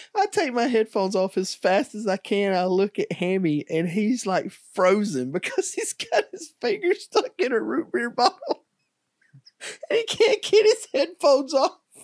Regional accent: Alabama, United States; we're from Alabama

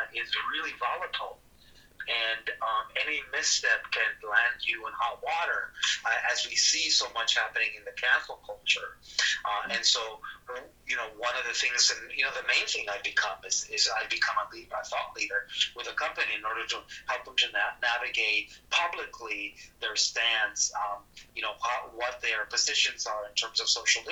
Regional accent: South Texas, United States; also born or lived in northern Mexico; he brought the family to Texas, so I grew up in South Texas.

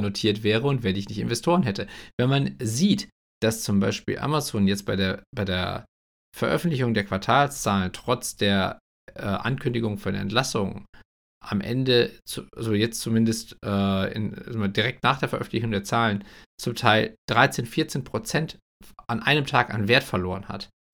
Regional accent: Germany; wo wir als, als Deutsche, also in einem Sozialstaat lebend

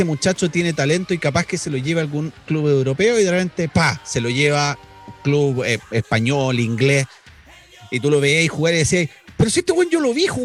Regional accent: Talcahuano, Biobío, Chile; yo soy de Talcahuano y no tengo apego con, con los clubes locales

